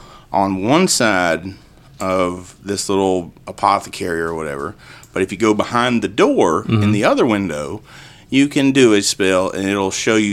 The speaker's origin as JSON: {"language": "English", "region": "Middle Georgia", "country": "United States", "said": "Middle Georgia."}